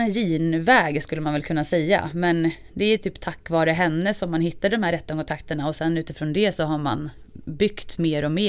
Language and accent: Swedish; Hofors, Gävleborg County, Sweden; jag är ju uppvuxen som sagt i Hofors, Dalgränsen